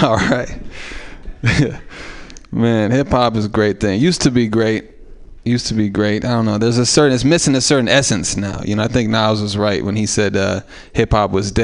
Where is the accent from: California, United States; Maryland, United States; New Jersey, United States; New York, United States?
California, United States; Oakland; It was hard growing up in East Oakland as a white guy